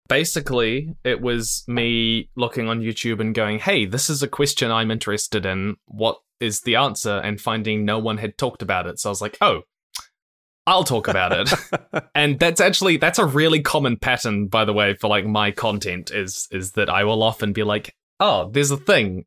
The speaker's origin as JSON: {"language": "English", "town": "Christchurch", "region": "Canterbury", "country": "New Zealand", "tie": "born or raised there", "said": "I was born in New Zealand, Christchurch, which is the other side of the world to basically everywhere in the world"}